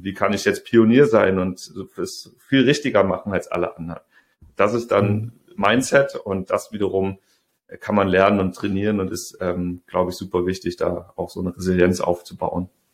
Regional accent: Rhineland, Germany; moved away as an adult; also born or lived in Saxony / Hamburg; ich komme aus dem Rheinland, in Sachsen studiert

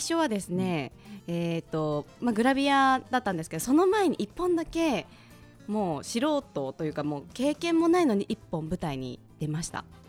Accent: Yokohama, Kanagawa, Japan; 地元の横浜

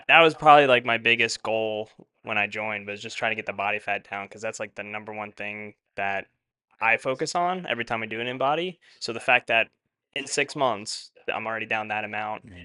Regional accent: eastern Long Island, New York, United States; moved away as an adult; now in Westchester, United States; up on Long Island where we're from, there's really not much to do on the east side uh, of Long Island

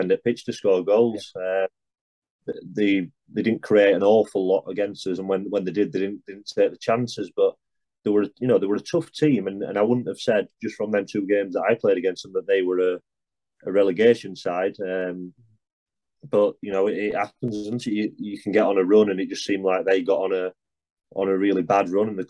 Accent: Barnsley, Yorkshire and the Humber, United Kingdom; my hometown

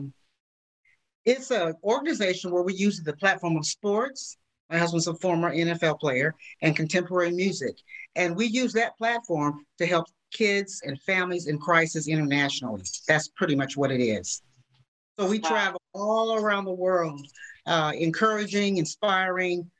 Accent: California, United States; I'm from California, born and raised

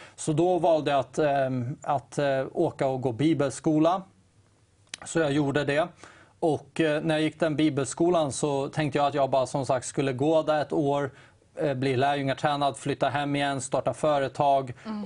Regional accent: Täby, Stockholm County, Sweden; jag kommer från Täby. Det är en mm. väldigt rik kommun egentligen.

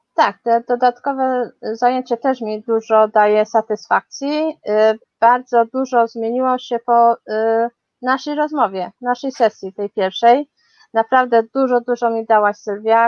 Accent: Chorzów, Silesian Voivodeship, Poland; moved away as an adult; also born or lived in Katowice; now in London, United Kingdom; Urodziłam się w Chorzowie, potem mieszkałam w Katowicach, no a potem jakoś tak los zrobił, że znalazłam się w Londynie już 15 lat

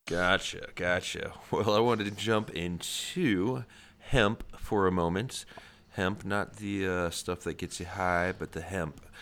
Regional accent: Midwest, United States; I'm from the Midwest

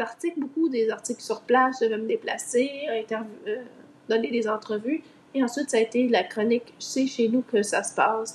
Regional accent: Laval, Quebec, Canada; moved away as an adult; also born or lived in Montreal / Longueuil / Brossard; now in Eastern Townships, Canada; je suis née à Montréal, j'ai grandi sur la rive nord de Montréal, donc à Laval Ouest

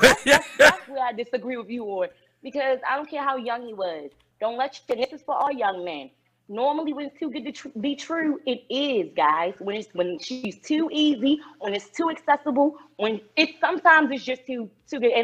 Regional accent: Baltimore, Maryland, United States; now in Atlanta, United States; I am from Baltimore. I am in Georgia, Atlanta, Georgia right now

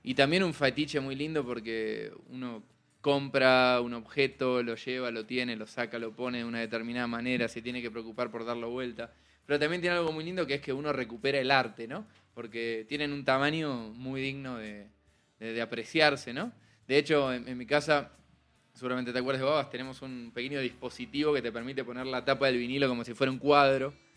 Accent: Argentina; accent: sutilmente sureño (Argentine); now in Mexico City, Mexico; una bandita argentina, ya que habrán notado que tengo un acento sutilmente sureño

